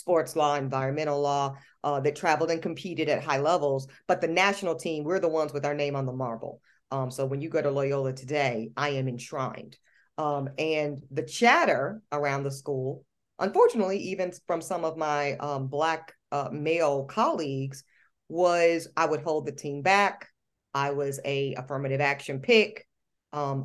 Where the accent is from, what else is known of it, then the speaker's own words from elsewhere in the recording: Charlotte, North Carolina, United States; moved away as an adult; also born or lived in New Orleans, Louisiana; I grew up in Charlotte, North Carolina, to a very strong, very insistent Black woman named Gloria